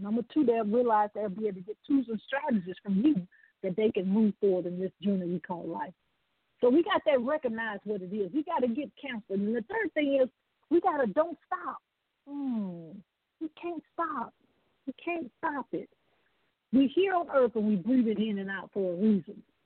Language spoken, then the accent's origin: English; the South, United States; I'm from the South